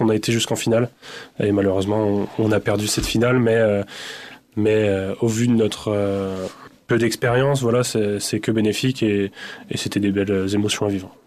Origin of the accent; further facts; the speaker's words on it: Dormans, Grand Est, France; also born or lived in Épernay; je suis originaire de Dormant, donc j'ai commencé là-bas à l'âge de 5 ans